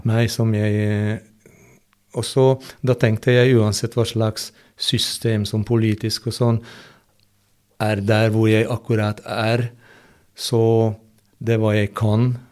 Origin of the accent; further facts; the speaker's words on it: Hungary; Norwegian is a second language; moved away as an adult; also born or lived in Budapest; now in Norway; i hjembyen min